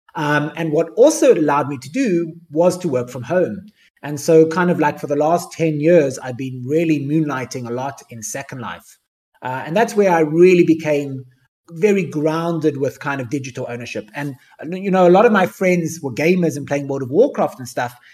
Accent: Cape Town, Western Cape, South Africa; I grew up in South Africa

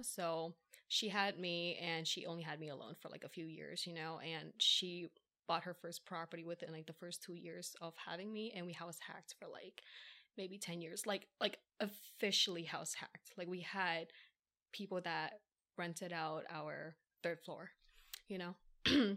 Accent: Philadelphia, Pennsylvania, United States; first language English; born and raised in Philly

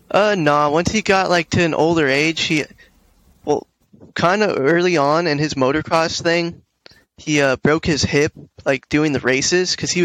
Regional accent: Santa Clarita, California, United States

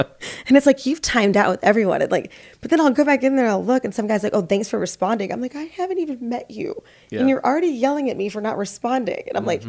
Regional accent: Midwest, United States; I grew up in the North or Midwest, I call it, but everyone says it's the North, and grew up Catholic, and everything's down here.

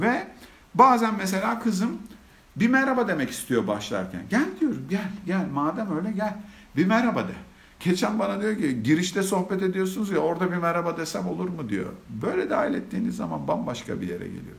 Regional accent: Antakya, Hatay, Turkey; now in Istanbul, Turkey; Ben bin dokuz yüz yetmiş dört yılında Hatay, Antakya'da doğdum

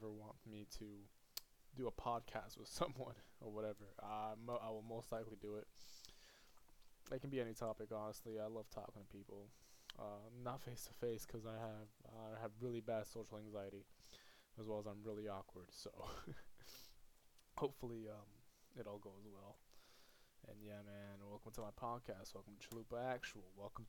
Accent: Puerto Rico; moved away; I'm from Puerto Rico

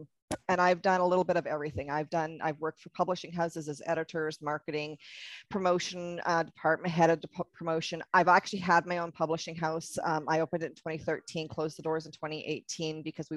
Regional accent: Canada; I'm Canadian

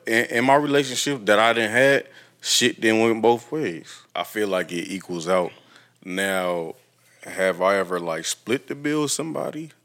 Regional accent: Toledo, Ohio, United States; moved away; I would consider moving back home to my hometown

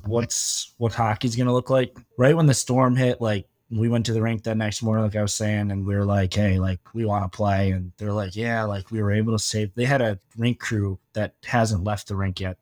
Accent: Michigan, United States; moved away as an adult; now in Fort Myers, United States; I'm from Michigan, so we do snow

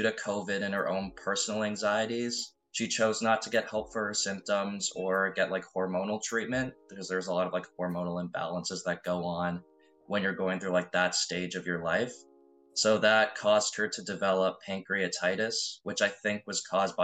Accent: Ontario, Canada; like what you'd see in Ontario. Like growing up in like a nice town

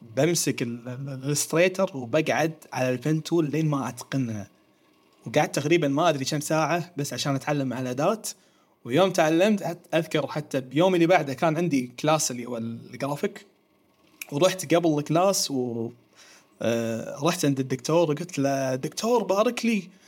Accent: Kuwait; احنا عندنا في الكويت

